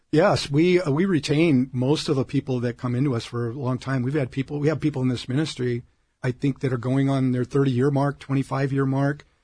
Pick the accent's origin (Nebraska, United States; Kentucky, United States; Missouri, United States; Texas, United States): Nebraska, United States; Omaha; now in Orange County, United States; I grew up in Omaha, Nebraska